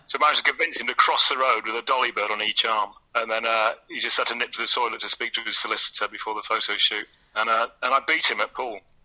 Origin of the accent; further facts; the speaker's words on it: Chester, North West England, United Kingdom; moved away as an adult; also born or lived in Manchester; I grew up in Chester in the 80s